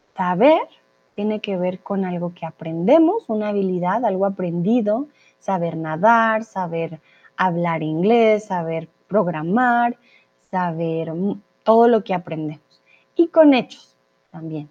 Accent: Colombia; now in Mexico; soy de Colombia y ahora estoy en el hermoso y soleado México

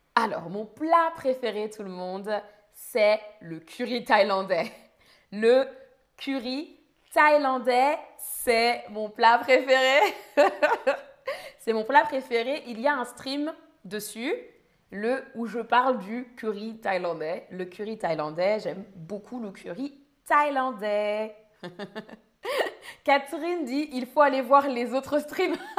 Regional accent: near Paris, Île-de-France, France; je viens de France, je suis française. J'ai grandi près de Paris

